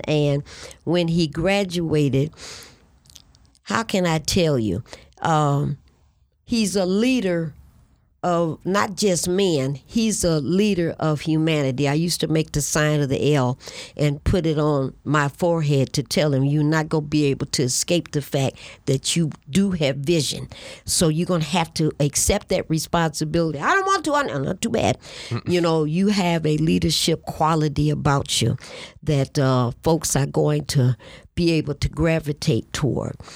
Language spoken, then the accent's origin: English; Detroit, Michigan, United States; I'm born and raised on the Lower East Side of the city of Detroit.